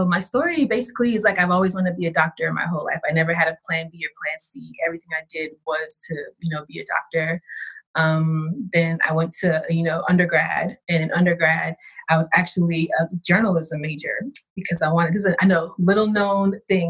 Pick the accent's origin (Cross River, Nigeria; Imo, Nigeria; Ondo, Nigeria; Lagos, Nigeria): Cross River, Nigeria; Ugep; now in United States; I was born in Nigeria. And you know how it takes a long time to get your paperwork and everything straight. So going back as an adult was a completely different story because my village where I'm from at Cross River State is very, very rural.